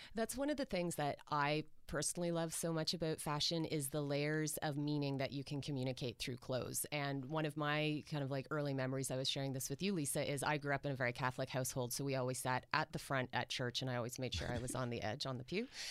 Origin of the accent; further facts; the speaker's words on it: Orangeville, Ontario, Canada; I grew up in Orangeville